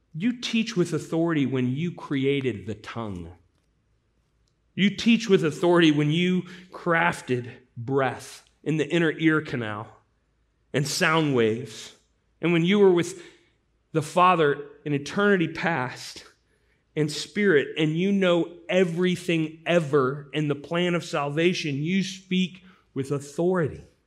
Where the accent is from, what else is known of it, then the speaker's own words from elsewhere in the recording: St. Louis, Missouri, United States; Growing up in Saint Louis, when I was a young boy